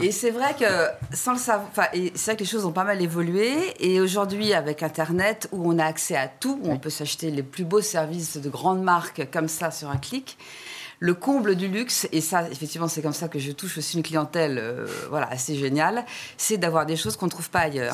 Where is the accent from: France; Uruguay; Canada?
France; je suis française